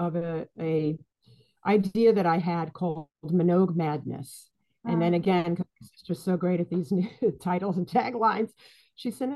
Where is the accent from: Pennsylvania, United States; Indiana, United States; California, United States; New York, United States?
New York, United States; New York City; also born or lived in Boston; I am from the Bronx originally. So is my sister. And I've lived in New York City, went to school in New York City my whole life, other than a stint in Boston